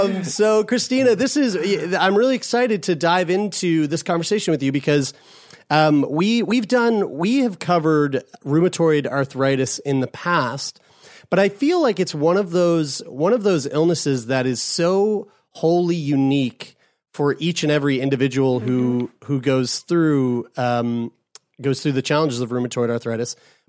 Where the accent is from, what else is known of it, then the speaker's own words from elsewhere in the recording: Colombia; now in Oshawa, Canada; way from Oshawa, Ontario. But originally from, we were just saying this before we started recording, we're originally from Colombia.